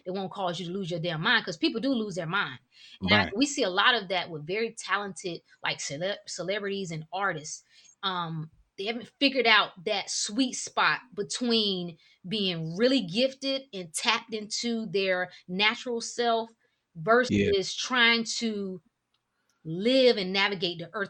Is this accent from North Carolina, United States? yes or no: yes; North Carolina, United States; moved away as an adult; now in Washington, DC area, United States; I'm originally from North Carolina.